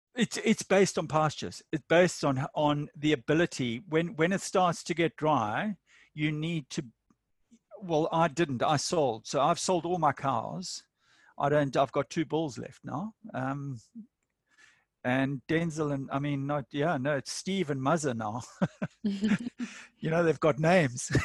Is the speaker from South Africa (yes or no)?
yes; Durban, KwaZulu-Natal, South Africa; moved away as an adult; also born or lived in Botswana; now in New England region, New South Wales, Australia; I'm South African from Durban